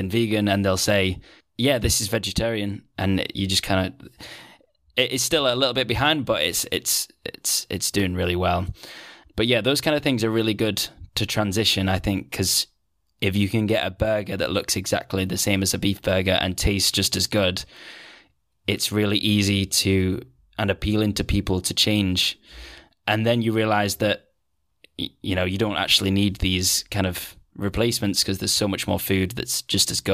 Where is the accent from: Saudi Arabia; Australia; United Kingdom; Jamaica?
United Kingdom; Manchester, North West England; moved away as an adult; now in Netherlands; I'm from Manchester